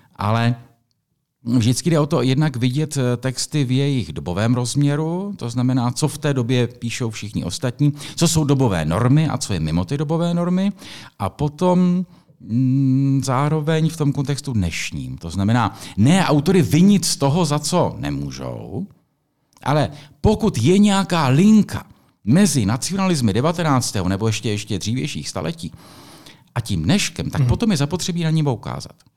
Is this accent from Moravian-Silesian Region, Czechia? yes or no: no; Písek, South Bohemian Region, Czechia; já jsem vyrůstal v Písku